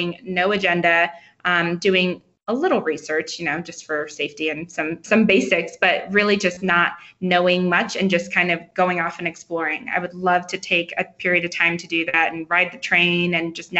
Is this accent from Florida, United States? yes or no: yes; Florida, United States; now in Denver, United States; I grew up, so I'm in Denver now, obviously, but I grew up in Florida